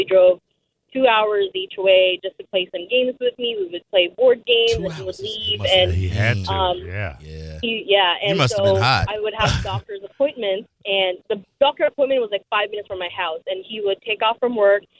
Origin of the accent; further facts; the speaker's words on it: Philippines; moved away as an adult; now in United States; I've been in the States now for 4.5 years